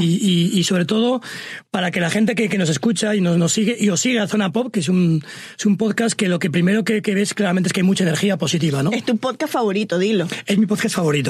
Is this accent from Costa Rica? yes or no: no; Sangüesa, Navarre, Spain; moved away; also born or lived in Pamplona; yo soy de un pueblo así pequeño, de unos 5.000 habitantes, se llama Sangüesa